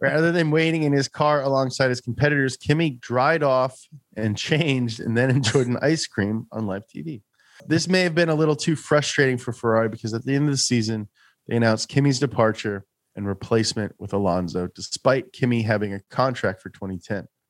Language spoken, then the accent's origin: English; United States; I'm American